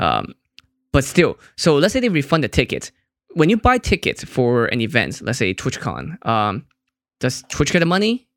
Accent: Hong Kong; I'm from Hong Kong

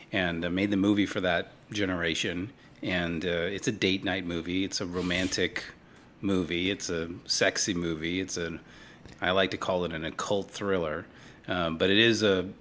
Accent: Los Angeles, California, United States; I was born in Hollywood, literally in Hollywood

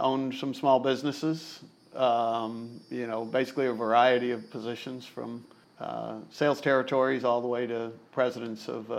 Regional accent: Melbourne, Florida, United States; We grew up in Melbourne.

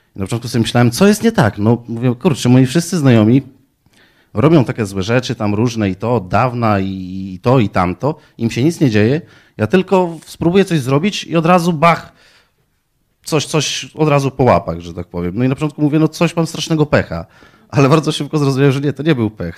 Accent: Poland; Pochodzę z malutkiej wioski, e, prowadzę gospodarstwo rolne.

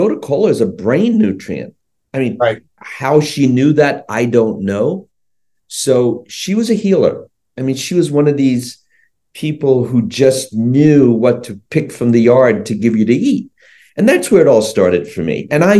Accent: Sri Lanka; born there; I was born in Sri Lanka.

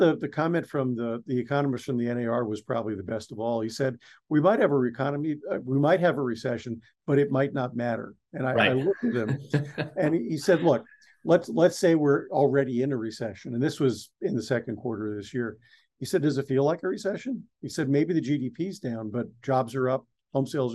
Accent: East Coast, United States; I grew up on the East Coast

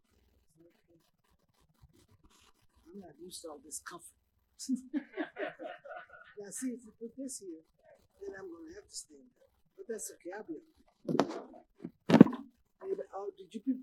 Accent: Los Angeles, California, United States; I was raised in Los Angeles, California.

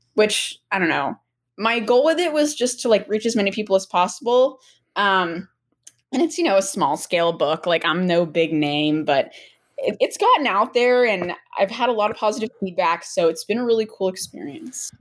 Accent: Medfield, Massachusetts, United States; now in Brookline, United States; I am actually from Medfield, Massachusetts, which is like 45 minutes outside the city.

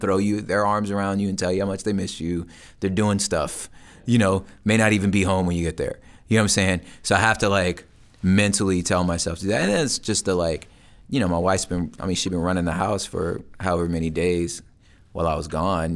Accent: Los Angeles, California, United States; I'm from Los Angeles

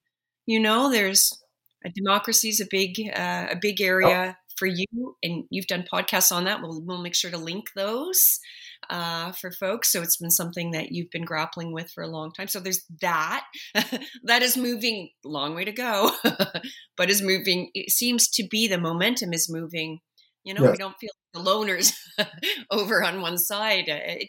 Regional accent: Halifax, Nova Scotia, Canada; Hockey is always in your heart. That's taking place in my hometown, Halifax.

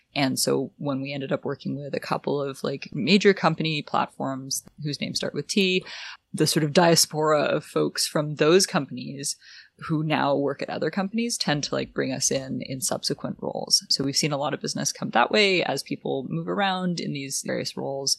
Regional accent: Ottawa, Ontario, Canada; also born or lived in San Francisco; I grew up in Ottawa

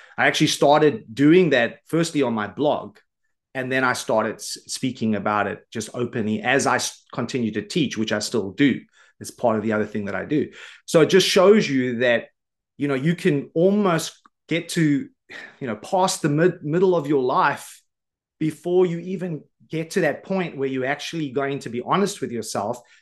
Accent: Johannesburg, Gauteng, South Africa; I grew up in South Africa on the south side of Johannesburg in government housing

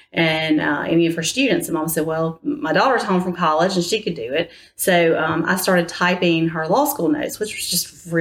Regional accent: Atmore, Alabama, United States; also born or lived in Enterprise, Alabama; I grew up in Atmore

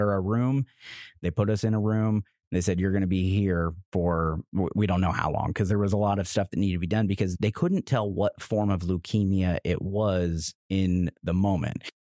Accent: Roachdale, Indiana, United States; also born or lived in Lexington; now in Indianapolis, United States; I'm from Indiana, born and raised in a little town called Roachdale, Indiana, a t- town of 800 of us

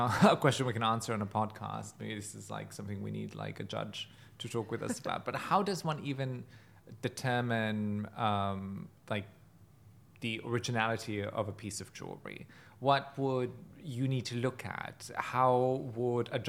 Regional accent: Germany; moved away; I grew up in Germany

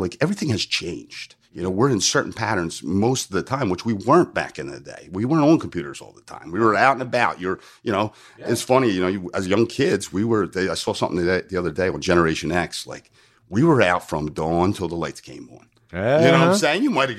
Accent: New Jersey, United States; I moved from South Jersey to North Jersey to go to college. And it's almost like two different states. And they would make fun of the O's that are home and phone.

